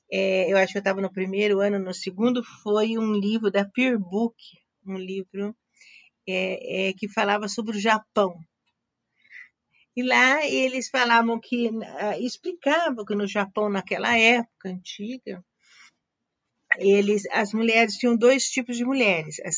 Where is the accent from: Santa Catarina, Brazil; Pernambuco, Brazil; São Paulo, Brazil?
São Paulo, Brazil; Araçatuba; eu sou de Aracatuba, interior de São Paulo.